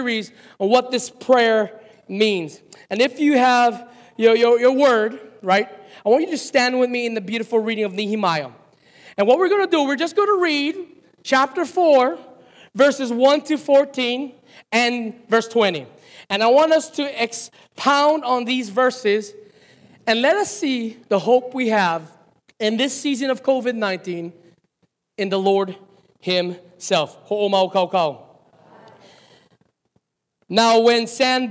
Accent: Hawaii, United States; us Hawaiian people

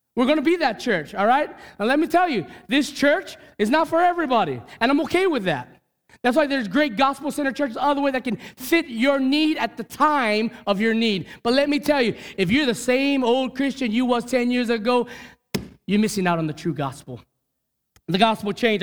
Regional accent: Hawaii, United States; as a Hawaiian, as a Kanaka

